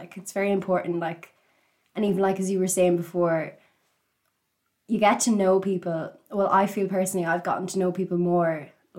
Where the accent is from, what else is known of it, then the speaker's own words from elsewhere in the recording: Cavan, Ulster, Ireland; I am 21 years old. I'm from Cavan.